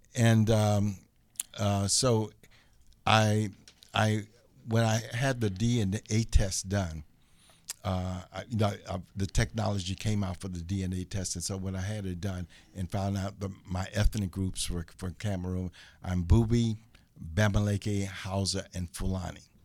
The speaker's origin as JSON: {"language": "English", "town": "Chicago", "region": "Illinois", "country": "United States", "moved": "as an adult", "lives_now": "Los Angeles, United States", "said": "I'm from Chicago, and I was twenty-one"}